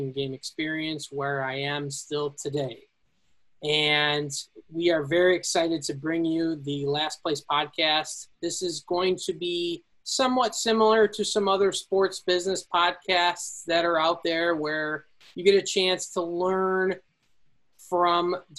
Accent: Elburn, Illinois, United States; also born or lived in Peoria, Illinois; I'm originally from Elburn, Illinois.

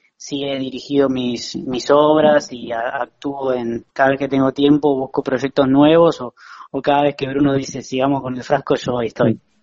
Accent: La Plata, Buenos Aires Province, Argentina; moved away as an adult; now in Buenos Aires, Argentina; yo soy platense, pero en 2015 me mudé para, Capital

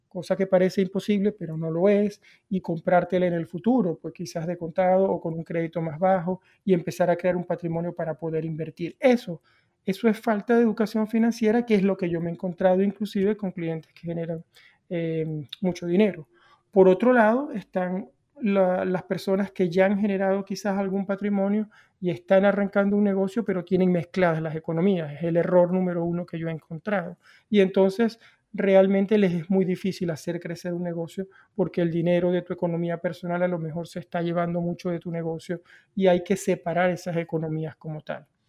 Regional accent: Venezuela; yo crecí con, desde la cultura que vengo, que vengo de Venezuela

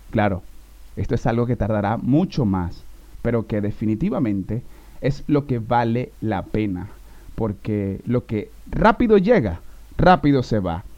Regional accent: Venezuela; moved away

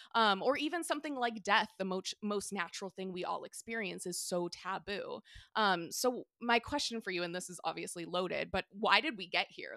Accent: San Diego, California, United States; now in Maine, United States; I'm from San Diego

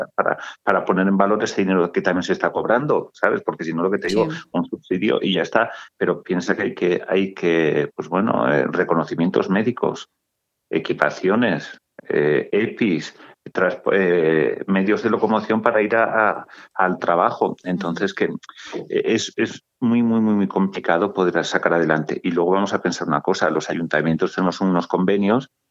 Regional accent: Sallent de Gállego, Aragon, Spain; soy sayentino

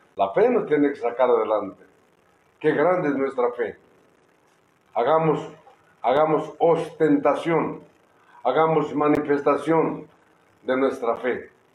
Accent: Oaxaca, Mexico; Somos oaxaqueños.

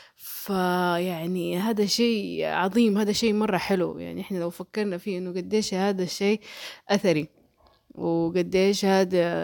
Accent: Mecca, Makkah Province, Saudi Arabia; born or raised there; accent: Hejazi

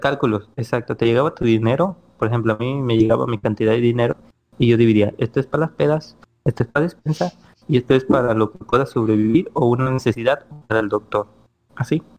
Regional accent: Ciudad del Carmen, Campeche, Mexico; moved away as an adult; now in Playa del Carmen, Mexico; yo soy originario de Ciudad Carmen, Campeche, donde somos nosotros, todos nosotros tres.

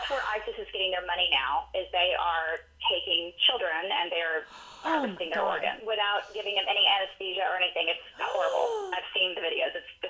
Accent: United States; the benefits that we have of being American and growing up with so many things that we need to be grateful for.

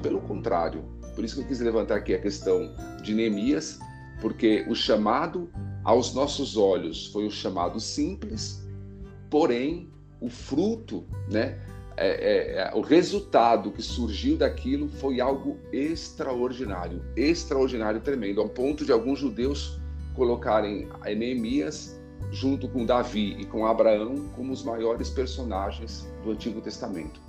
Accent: São Paulo, Brazil; moved away as an adult; now in Campina Grande, Brazil; eu moro há dois anos aqui em Campina Grande, mas sou natural de São Paulo, cresci em São Paulo

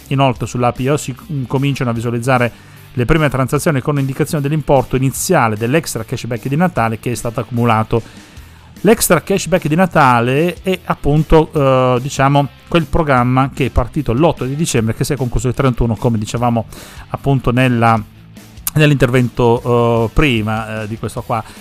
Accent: Sicily, Italy; now in Parma, Italy; tanti ragazzi di origine siciliana come me

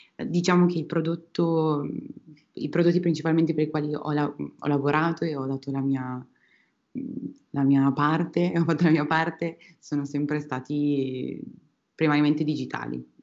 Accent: Piacenza, Emilia-Romagna, Italy; moved away as an adult; also born or lived in Australia; now in Spain; Sono originaria di Piacenza, eh, una città dell'Emilia Romagna

